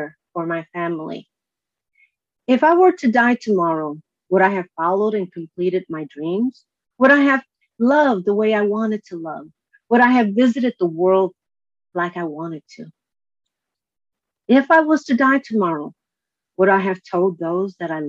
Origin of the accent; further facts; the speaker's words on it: Chicago, Illinois, United States; now in California, United States; I was born and raised in Chicago